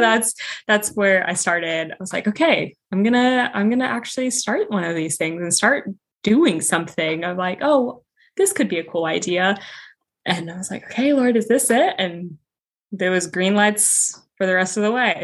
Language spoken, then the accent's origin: English; Colorado, United States; moved away as an adult; now in Connecticut, United States; I'm originally from Colorado, but I am living in Connecticut right now